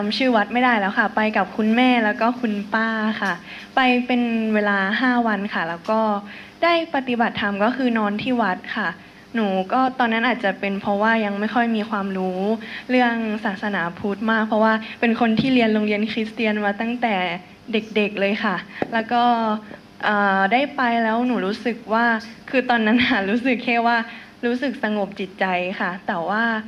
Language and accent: Thai; Chiang Mai, Thailand; หนูเป็นคนเชียงใหม่ค่ะ